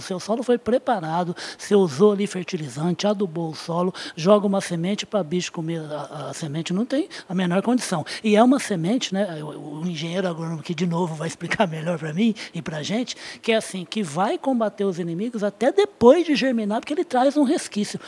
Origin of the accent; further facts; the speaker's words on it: Uberaba, Minas Gerais, Brazil; Em Uberaba, a cidade onde eu nasci.